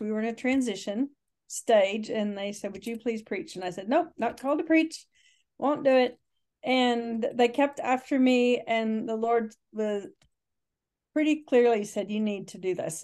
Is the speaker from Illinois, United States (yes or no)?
no; Texas, United States; moved away; I am a Texan who just, uh, returned to Texas after quite a few years away